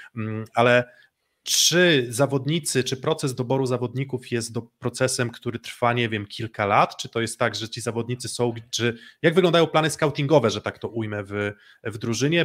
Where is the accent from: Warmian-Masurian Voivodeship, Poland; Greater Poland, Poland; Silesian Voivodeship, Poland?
Warmian-Masurian Voivodeship, Poland; Olsztyn; jestem z Olsztyna